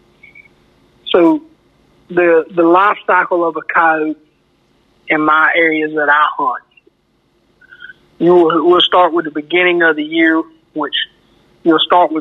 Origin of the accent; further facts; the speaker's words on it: Perry, Florida, United States; I'm from Perry, Florida.